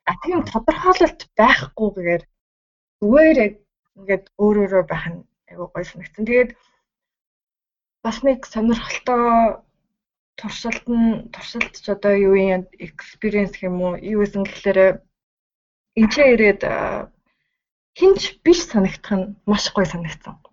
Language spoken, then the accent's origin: Mongolian; Mongolia; moved away as an adult; now in Sendai, Japan